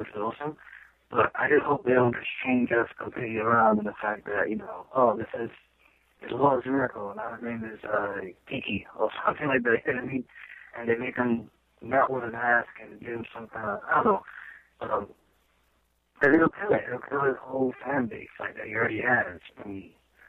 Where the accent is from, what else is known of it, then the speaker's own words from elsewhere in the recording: New York City, New York, United States; I came from Brooklyn